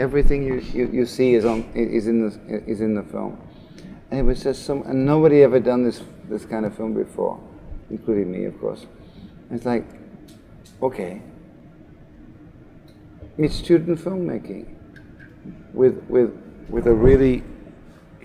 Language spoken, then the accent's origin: English; Australia; I was born in Australia, right? And my mother is like VIP at the Sydney Film Festival